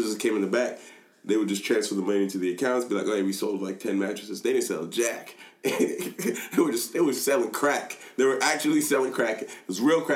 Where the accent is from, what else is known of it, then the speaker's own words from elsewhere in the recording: Nigeria; I am Nigerian